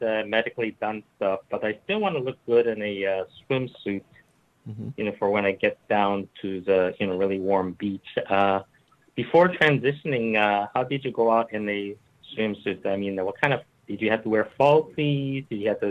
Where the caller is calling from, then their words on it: California, United States; And actually, I'm calling from the Bay Area of California, home of the Compton's Cafeteria Riot of 1967.